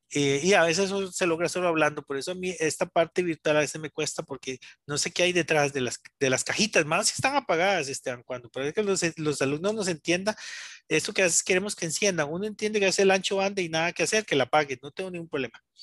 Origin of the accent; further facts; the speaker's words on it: San Rafael de Oreamuno, Cartago, Costa Rica; yo soy Cartago, soy de San Rafael de Iramundo soy originario de allá